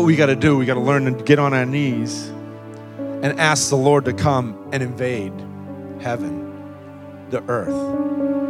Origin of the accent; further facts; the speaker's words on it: United States; us as American Christians